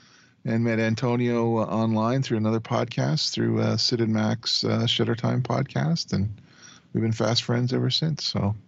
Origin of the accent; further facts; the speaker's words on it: Canada; also born or lived in Calgary, Alberta; I'm a Canadian guy. I live in Western Canada in a city called Calgary.